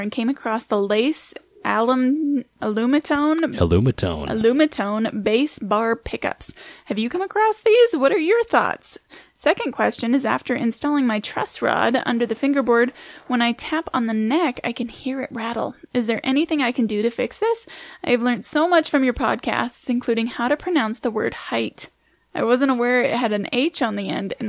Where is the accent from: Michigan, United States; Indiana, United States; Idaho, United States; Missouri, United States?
Idaho, United States; we're just from Idaho and we say height